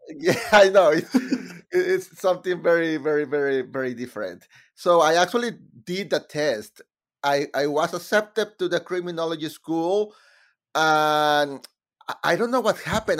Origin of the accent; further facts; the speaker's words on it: Mexico; English is a second language; moved away as an adult; now in United States; in Mexico I was writing musicals about about subjects related with my country